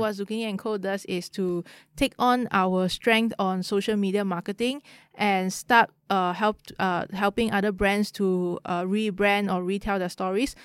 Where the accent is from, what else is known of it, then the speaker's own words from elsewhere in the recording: Kuala Lumpur, Malaysia; I grew up in K L.